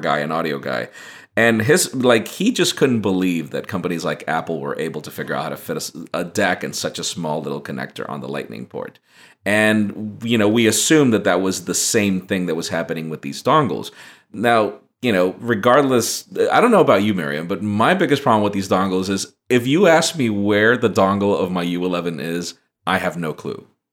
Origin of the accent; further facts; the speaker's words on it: Honduras; moved away; I'm originally from Honduras